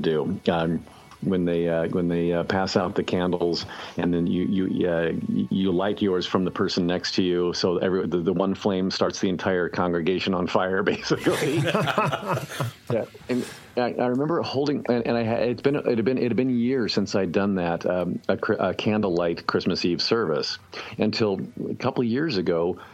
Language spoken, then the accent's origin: English; Indianapolis, Indiana, United States; when I was growing up in Indianapolis